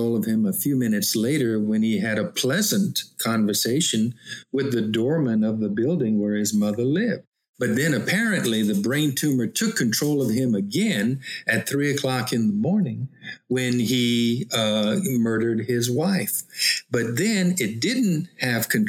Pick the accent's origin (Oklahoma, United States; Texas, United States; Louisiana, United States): Louisiana, United States; I'm a Cajun from Louisiana.